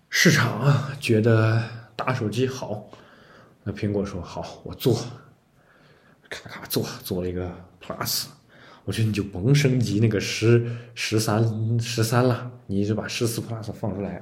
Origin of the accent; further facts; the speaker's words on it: China; 我们中国人的戴是穿衣服的戴